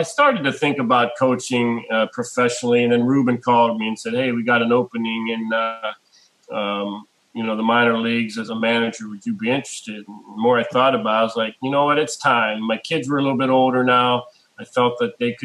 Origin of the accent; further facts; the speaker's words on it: Pittsburgh, Pennsylvania, United States; I'm from Pittsburgh